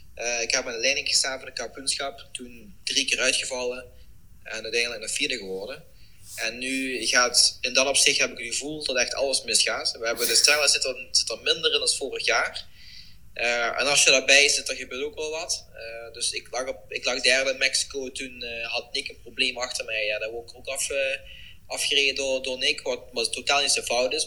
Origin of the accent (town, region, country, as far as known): Netherlands; also born or lived in Eindhoven area (lives)